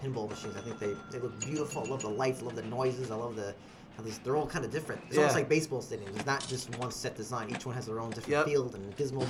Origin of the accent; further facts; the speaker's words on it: Long Island, New York, United States; we're from Long Island, New York, and out east on towards like the Montauk end.